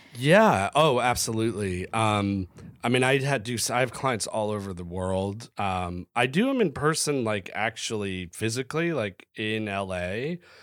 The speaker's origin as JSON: {"language": "English", "country": "United States", "said": "As an American"}